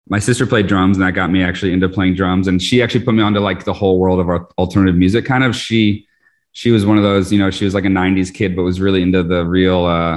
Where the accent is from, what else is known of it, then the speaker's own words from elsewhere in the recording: Vermont, United States; moved away as an adult; also born or lived in New York; I'm actually born in Vermont originally. And I moved to New York for college